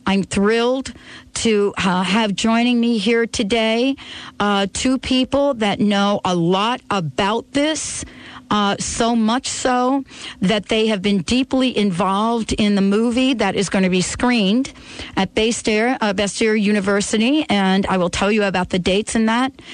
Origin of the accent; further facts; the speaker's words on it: New Jersey, United States; I'm from New Jersey